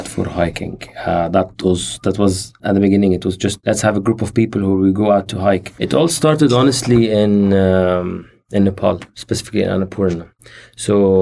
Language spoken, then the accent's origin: English; Jordan; I'm 29 years old, and I come from Jordan